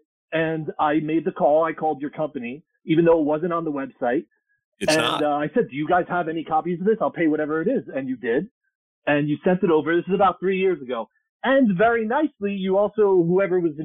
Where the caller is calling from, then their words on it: New Jersey, United States; I'm calling from New Jersey